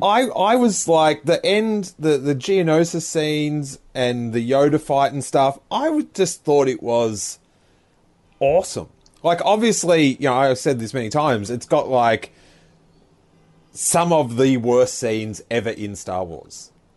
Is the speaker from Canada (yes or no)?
no; Rosebud, Victoria, Australia; I grew up in this small town of Rosebud